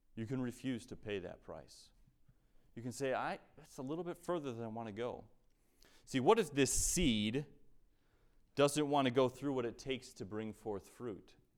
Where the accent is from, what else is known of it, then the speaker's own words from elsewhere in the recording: United States; we as American Christians